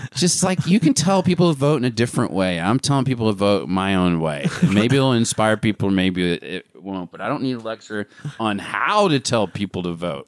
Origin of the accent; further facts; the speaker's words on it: Arkansas, United States; also born or lived in Hollywood; now in Los Angeles, United States; I still am connected to my home state